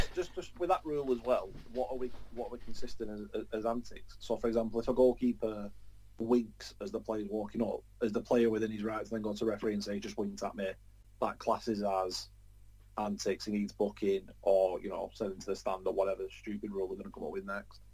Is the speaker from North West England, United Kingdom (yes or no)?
yes; Preston, North West England, United Kingdom; It's it's my hometown